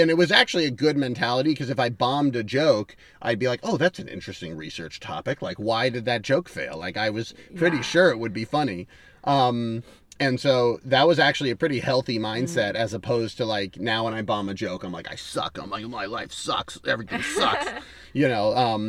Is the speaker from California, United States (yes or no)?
no; Boston, Massachusetts, United States; first language English; moved away as an adult; also born or lived in Beijing, China; now in Los Angeles, United States; no, I'm not from here, really. Like, you know, I grew up in Boston, but like I lived my whole life in Asia.